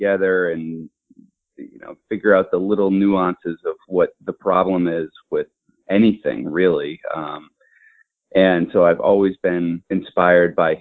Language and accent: English; Shrewsbury, Massachusetts, United States; I went to public schools in Shrewsbury, Massachusetts